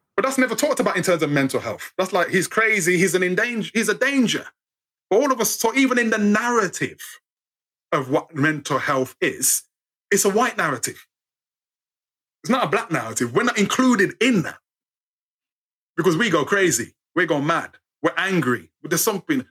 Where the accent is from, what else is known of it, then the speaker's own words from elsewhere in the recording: United Kingdom; we're British